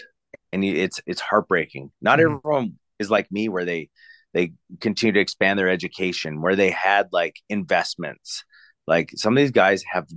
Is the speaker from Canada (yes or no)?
yes; Canada; I'm Canadian